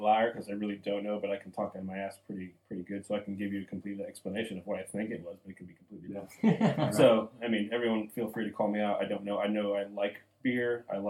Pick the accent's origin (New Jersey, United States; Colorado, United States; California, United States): New Jersey, United States; northern; moved away as an adult; also born or lived in North Carolina; now in Charleston, United States; from going from Jersey, which I'm from New Jersey, to North Carolina and then to South Carolina. And then I've been here since 2000.